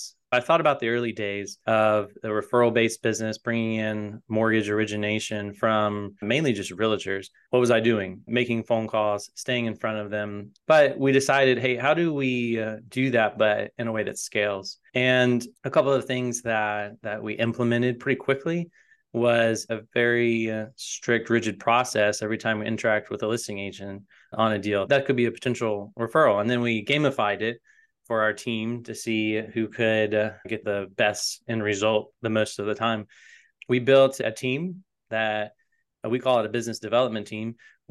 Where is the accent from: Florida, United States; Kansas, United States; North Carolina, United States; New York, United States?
North Carolina, United States; Raleigh; moved away as an adult; also born or lived in Wilmington; now in Nashville, United States; I'm originally from North Carolina, was born in Wilmington, raised in Raleigh, and I came to Nashville about 10 or 15 years ago now, chasing music.